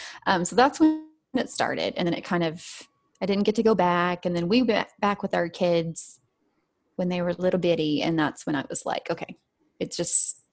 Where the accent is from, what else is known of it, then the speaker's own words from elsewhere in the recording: Arkansas, United States; moved away as an adult; now in Oklahoma, United States; I'm originally from Arkansas. I grew up there, went to school and college there, but now I am in Oklahoma because I got married and that's where he was. So we've been here for, I've been here married to him 11 years this month.